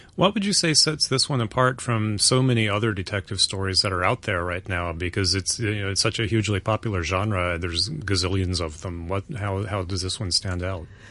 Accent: North Carolina, United States; where I grew up in North Carolina

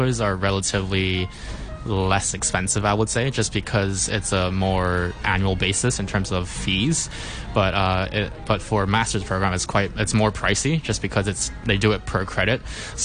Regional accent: Hong Kong; I was born and raised in Hong Kong.

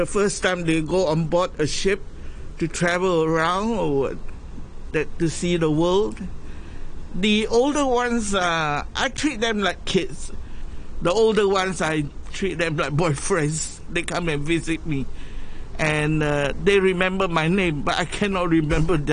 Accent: Singapore; moved away as an adult; now in Hong Kong; the original place that I come from is from Singapore. Educated and born there

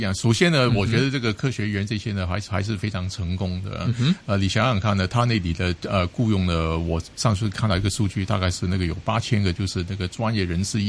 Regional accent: Hong Kong; 尤其我们香港人呢

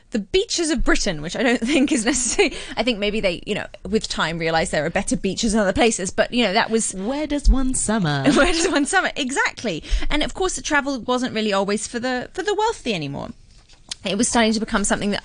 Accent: Hong Kong; I was brought up in Hong Kong

